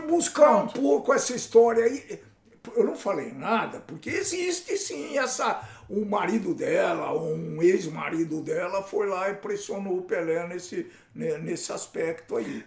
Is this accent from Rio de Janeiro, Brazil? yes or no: no; Campinas, São Paulo, Brazil; Eu sou de Campinas